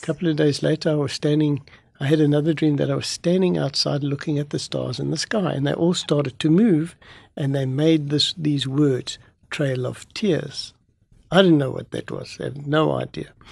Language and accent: English; South Africa; I'm a South African